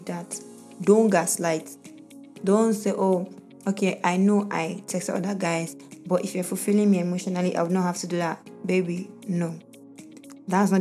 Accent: Nigeria; As a Nigerian woman

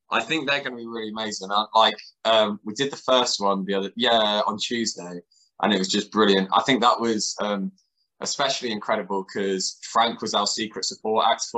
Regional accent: Colchester, East of England, United Kingdom; I'm from Colchester, same as us

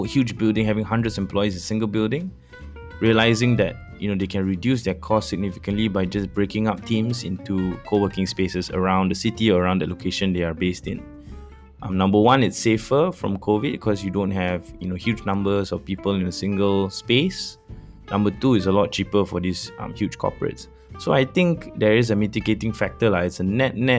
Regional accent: Kuala Lumpur, Malaysia; I grew up in Bandar Sri Damansara, a place very close to Kepong where I went to school

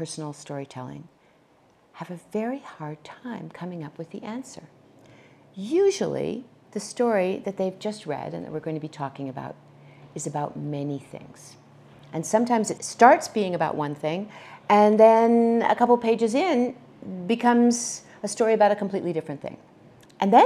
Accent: New Hampshire, United States; moved away; also born or lived in California; I was born in the state of New Hampshire, and I ultimately made my way to the state of California

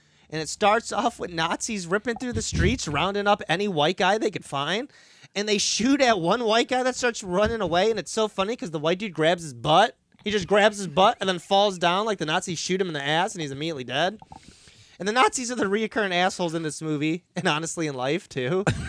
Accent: United States; as an American.

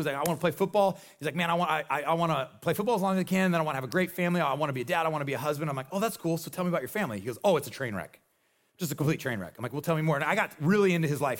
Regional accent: Nebraska, United States; I am from Nebraska.

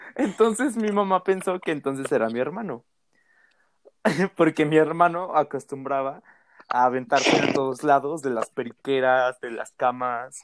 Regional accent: Mexico; como buena familia mexicana

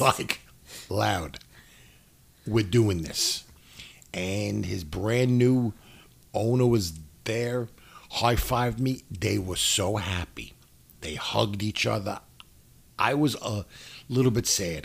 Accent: New York City, New York, United States; I'm from New York City

